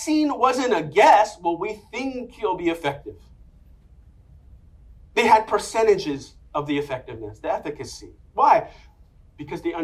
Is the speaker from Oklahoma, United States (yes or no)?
no; New York City, New York, United States; I'm from Inwood, Washington Heights